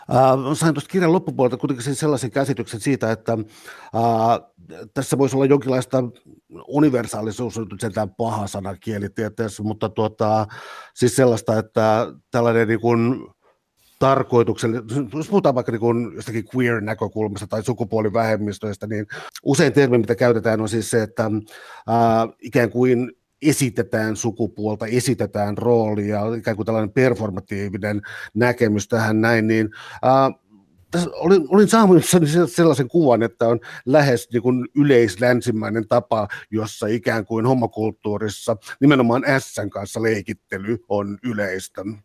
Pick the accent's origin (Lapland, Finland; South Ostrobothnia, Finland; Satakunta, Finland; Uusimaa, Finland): Uusimaa, Finland; Helsinki; mä olen syntynyt Helsingissä